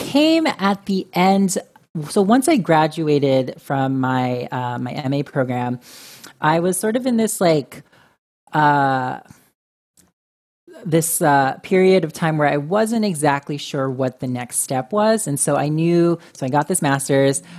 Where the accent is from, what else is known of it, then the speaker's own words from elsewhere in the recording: Orange County, California, United States; moved away as an adult; now in New York, United States; I grew up in a suburban Orange County